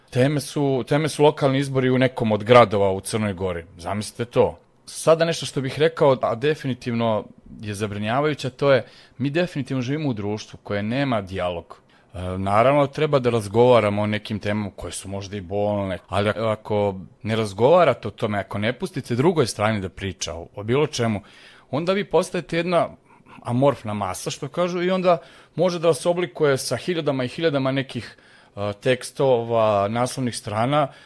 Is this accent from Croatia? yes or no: no; Serbia; ja sam ovde rođen, školovan, radim